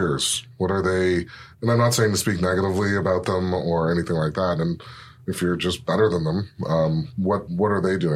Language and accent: English; Mississauga, Ontario, Canada; Mississauga, my hometown.